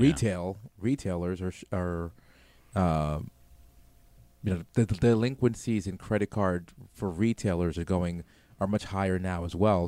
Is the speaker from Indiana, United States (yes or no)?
no; New York City, New York, United States; moved away; I'm from New York City originally